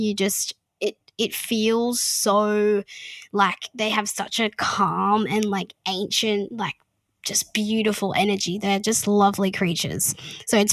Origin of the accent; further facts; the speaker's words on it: Mission Beach, Queensland, Australia; I'm from Mission Beach near Cairns.